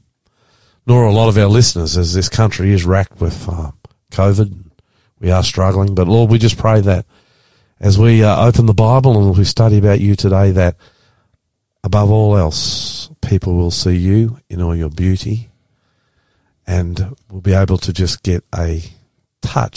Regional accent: Auckland, New Zealand; now in Australia; I grew up in Auckland, then I went back there to work there.

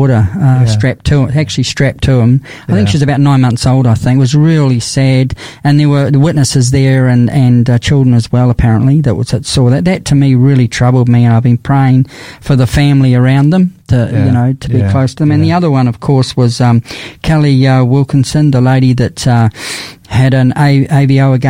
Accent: New Zealand; now in Adelaide, Australia; I'm a Kiwi from New Zealand, suffered through the cold there

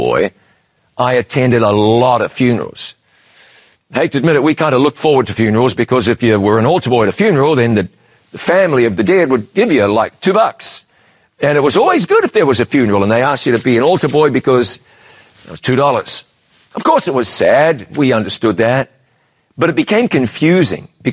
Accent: New Zealand; moved away as an adult; also born or lived in London, United Kingdom; I'd left my home country of New Zealand

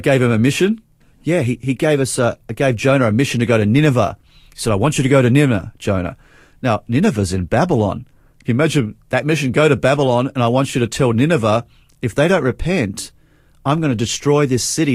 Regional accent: Adelaide, South Australia, Australia; I actually grew up in Adelaide

